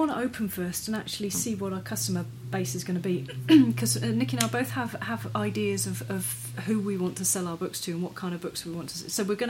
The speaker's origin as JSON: {"language": "English", "area": "Wiltshire", "region": "South West England", "country": "United Kingdom", "moved": "yes", "lives_now": "New Zealand", "said": "I'm from Wiltshire."}